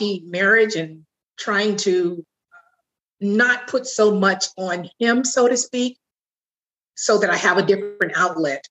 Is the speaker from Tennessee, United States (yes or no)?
no; Southern California, United States; I grew up prior to 10 with my mother and my stepfather. In Southern California